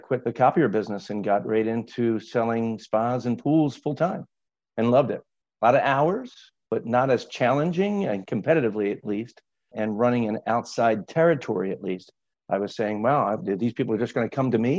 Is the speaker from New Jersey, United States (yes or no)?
yes; North Wildwood, New Jersey, United States; moved away as an adult; I grew up in South Jersey at a small beach town called North Wildwood. It's at the southern tip of New Jersey.